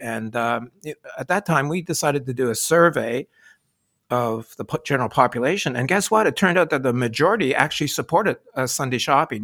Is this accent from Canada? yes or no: yes; Sherbrooke, Quebec, Canada; moved away as an adult; also born or lived in Halifax, Nova Scotia; I was born and brought up in Sherbrooke, Quebec